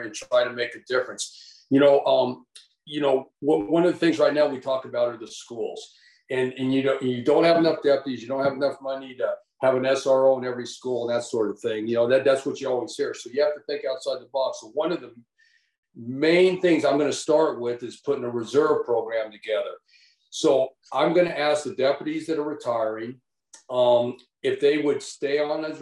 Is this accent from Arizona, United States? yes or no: yes; Tucson, Arizona, United States; I grew up in Tucson